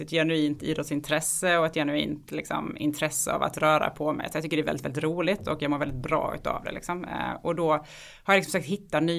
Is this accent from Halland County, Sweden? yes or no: yes; Halmstad, Halland County, Sweden; accent: Halmstad dialect; Jag kommer ifrån Halmstad, så det är den dialekten jag bryter på.